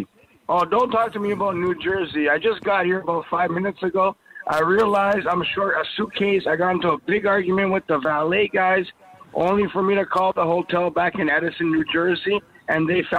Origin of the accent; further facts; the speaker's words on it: Toronto, Ontario, Canada; I'm from Toronto